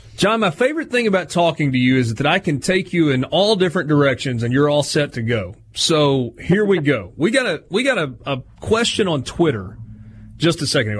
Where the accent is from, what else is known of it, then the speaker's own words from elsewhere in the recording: Oxford, Mississippi, United States; also born or lived in Dyersburg, Tennessee; growing up in the Mid South, I lived in Dyersburg, Tennessee until I was eight, and then we moved to Oxford and have always gotten local Memphis channels